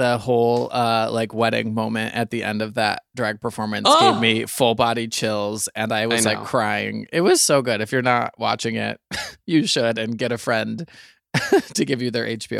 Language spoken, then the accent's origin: English; Michigan, United States; Well, I'm from Michigan. All of our Christmas events are tailgate themed.